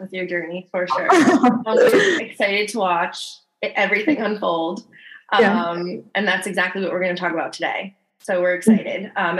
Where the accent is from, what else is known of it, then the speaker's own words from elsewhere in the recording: New Jersey, United States; moved away as an adult; now in California, United States; I just moved to California a year ago. I'm from New Jersey.